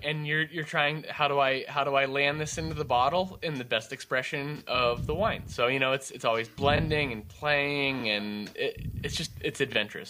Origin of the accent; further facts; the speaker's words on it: California, United States; moved away as an adult; now in West Michigan, United States; I was born and raised pretty much in California